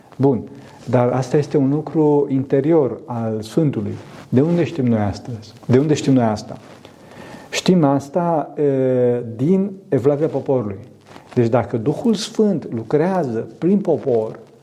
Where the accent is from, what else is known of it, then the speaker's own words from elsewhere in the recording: Transylvania, Romania; sunt din Transilvania